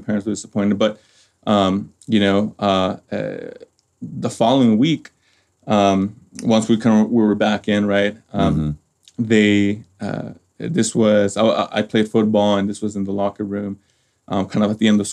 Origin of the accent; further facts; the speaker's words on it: Los Angeles, California, United States; moved away as an adult; also born or lived in Cochabamba, Bolivia; now in Colorado, United States; I was raised in Los Angeles, California, particularly in Northeast L.A., Highland Park